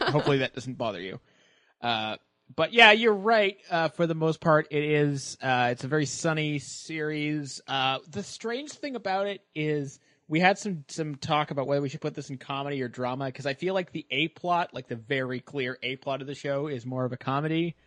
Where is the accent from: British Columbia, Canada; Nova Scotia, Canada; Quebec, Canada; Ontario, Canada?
Nova Scotia, Canada; Halifax; born or raised there